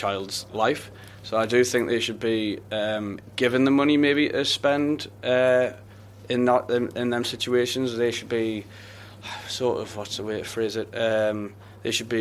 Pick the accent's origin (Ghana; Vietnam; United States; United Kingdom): United Kingdom; Newcastle upon Tyne, North East England; brought up in Newcastle